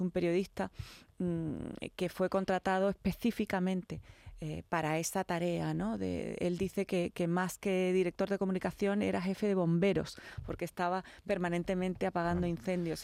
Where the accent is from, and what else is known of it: Spain